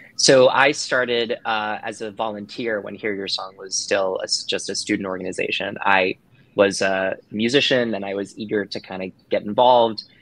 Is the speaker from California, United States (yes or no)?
no; New Jersey, United States; I am from New Jersey